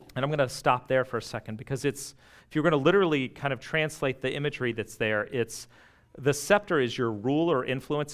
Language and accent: English; United States; living this close to D C